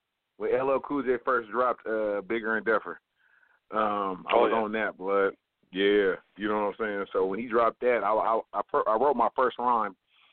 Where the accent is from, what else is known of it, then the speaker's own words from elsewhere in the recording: Vallejo, California, United States; Vallejo, California, born and raised, born in 1978.